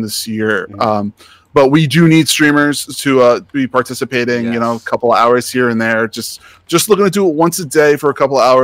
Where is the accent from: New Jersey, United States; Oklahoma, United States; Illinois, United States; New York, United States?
New York, United States; I am from New York, too